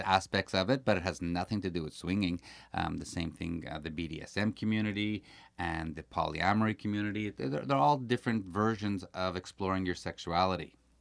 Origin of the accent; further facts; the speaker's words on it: Montreal, Quebec, Canada; We are from Montreal